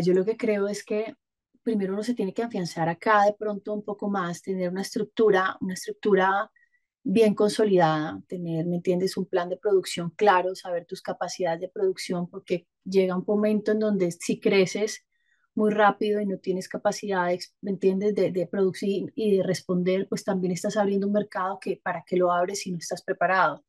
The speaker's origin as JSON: {"language": "Spanish", "town": "Bogotá", "region": "Bogotá Capital District", "country": "Colombia", "tie": "born or raised there", "moved": "as an adult", "lives_now": "Cali, Colombia", "said": "Yo soy caleña, pero me fui cuando tenía un año a vivir por fuera. Después llegué a Bogotá cuando tenía ocho años y bueno, regresé nuevamente a Cali cuando tenía veintinueve"}